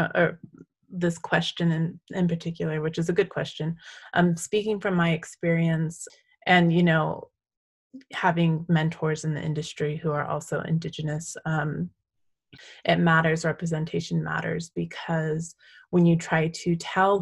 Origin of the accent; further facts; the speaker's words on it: Owens Valley, Central California, United States; I grew up in Paihunaru in Owens Valley